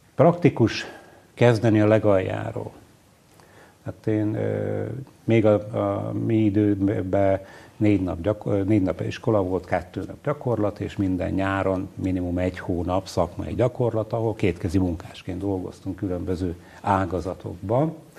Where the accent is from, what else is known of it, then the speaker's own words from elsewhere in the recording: Salgótarján, Nógrád, Hungary; also born or lived in Gödöllő; Én alapvetően iparos emberektől származom Nógrád megyében